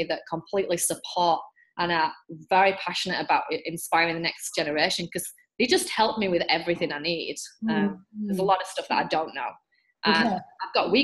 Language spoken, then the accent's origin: English; England, United Kingdom; now in Australia; I'm English